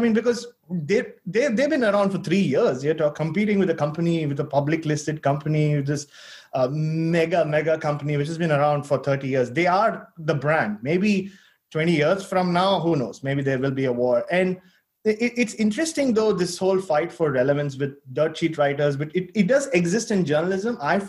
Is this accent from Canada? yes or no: no; Australia; And one day I said that I was there as an Australian journalist.